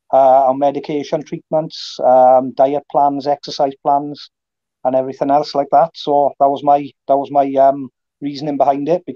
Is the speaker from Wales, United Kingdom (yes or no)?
yes; South Wales, United Kingdom; I'm from South Wales in the UK.